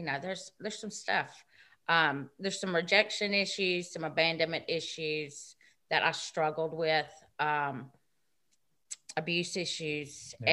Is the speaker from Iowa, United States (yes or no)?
no; Gallatin, Tennessee, United States; born there; I'm 51. I was born in 1970 in Gallatin, Tennessee.